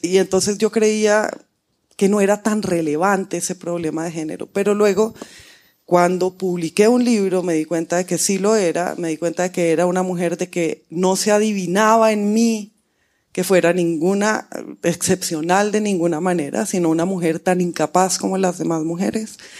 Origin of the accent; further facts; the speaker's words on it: Colombia; moved away as an adult; also born or lived in United States; cuando me fui de Colombia a, estudiar en Estados Unidos